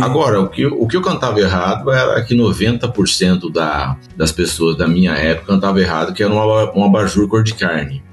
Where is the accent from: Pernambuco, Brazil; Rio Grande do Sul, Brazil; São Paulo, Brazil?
São Paulo, Brazil; São José dos Campos; eu saí da ITEP nessa época para o mercado de trabalho já com 6 mil desempregados em São José dos Campos